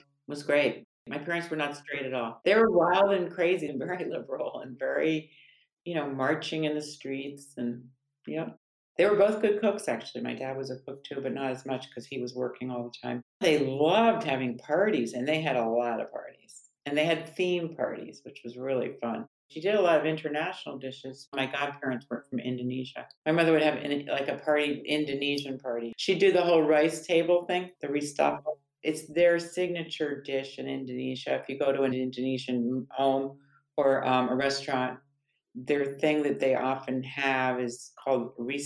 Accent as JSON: {"language": "English", "town": "New Canaan", "region": "Connecticut", "country": "United States", "tie": "born or raised there", "said": "I grew up in New Canaan, Connecticut"}